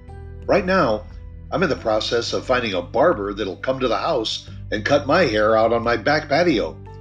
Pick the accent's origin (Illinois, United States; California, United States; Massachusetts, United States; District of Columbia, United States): Illinois, United States; Chicago; growing up around Chicago.